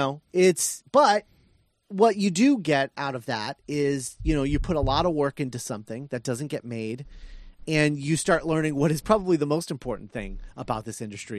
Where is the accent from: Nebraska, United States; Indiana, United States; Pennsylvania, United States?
Indiana, United States; I'm from Indiana.